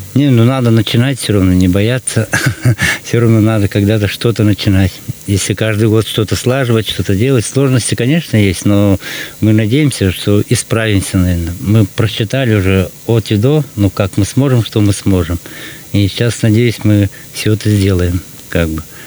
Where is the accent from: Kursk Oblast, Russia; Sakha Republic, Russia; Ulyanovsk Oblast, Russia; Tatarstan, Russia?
Sakha Republic, Russia; Suldukar; мы из села Сульдукар